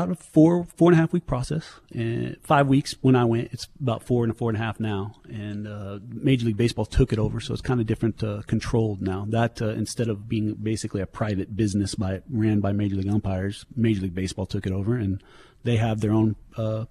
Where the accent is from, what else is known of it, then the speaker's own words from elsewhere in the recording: Garden City, Kansas, United States; also born or lived in Nebraska / Holcomb, Kansas; So Garden City, Western Kansas, that's where I'm from.